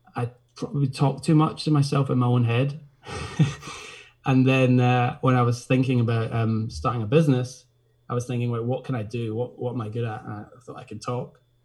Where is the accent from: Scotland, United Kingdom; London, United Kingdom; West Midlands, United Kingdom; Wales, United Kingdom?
Scotland, United Kingdom; Glasgow; also born or lived in Isle of Skye; now in Portree, United Kingdom; I grew up in Glasgow actually, but spending my summers in Skye with my grandparents in Portree